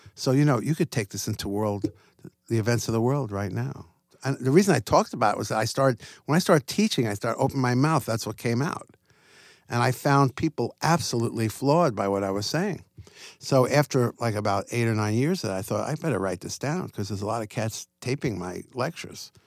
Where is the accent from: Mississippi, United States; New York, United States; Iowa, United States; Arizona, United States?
New York, United States; Long Island; I grew up in Long Island, New York